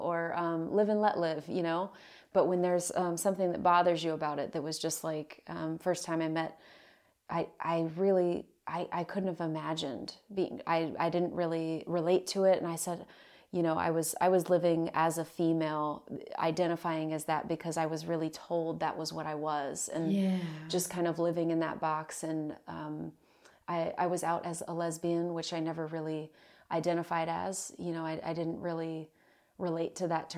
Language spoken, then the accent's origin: English; Virginia Beach, Virginia, United States; moved away; I am from Virginia Beach, Virginia, a place in on the east coast of the United States. And I was born there